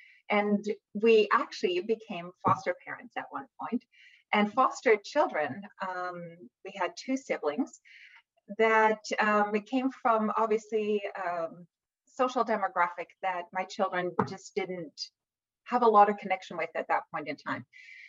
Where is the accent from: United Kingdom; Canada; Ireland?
Canada; Vancouver, British Columbia; born there; Well, actually, I was born in Vancouver, BC. My parents are both immigrants to Canada, so they arrived in Canada as refugees.